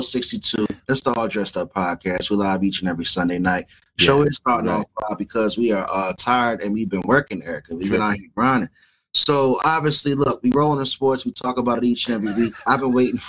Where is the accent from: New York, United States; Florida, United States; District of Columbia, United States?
District of Columbia, United States; Washington; also born or lived in Suitland, Maryland; I grew up in Suitland. I grew up in D.C.